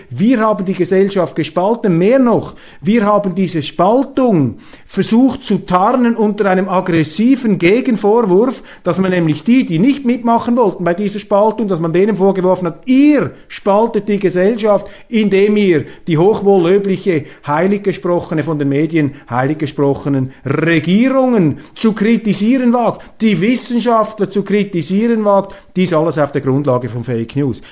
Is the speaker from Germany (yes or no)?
no; Switzerland; als Schweizer